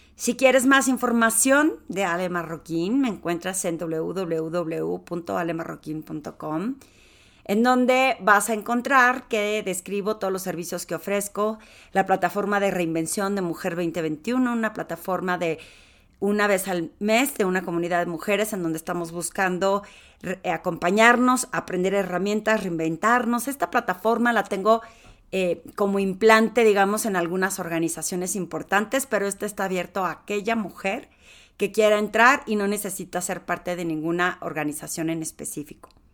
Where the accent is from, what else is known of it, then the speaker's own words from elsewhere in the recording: Torreón, Coahuila, Mexico; accent: lagunera; moved away as an adult; also born or lived in Mexico City; yo soy de Torreón, podría ser como sentido común que me conozcan, pero pues me salí hace 27 años